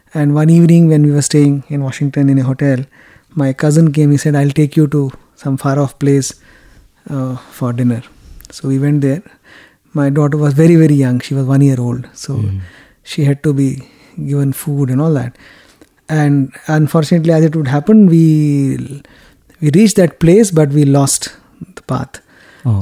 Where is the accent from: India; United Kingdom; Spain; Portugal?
India; Yes, I'm from India.